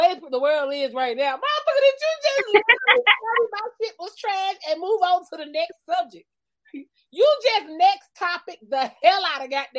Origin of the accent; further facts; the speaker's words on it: Columbus, Georgia, United States; born there; now in Albany, United States; I wasn't born in Albany. I was born in Columbus, Georgia, at the motherfucking medical center.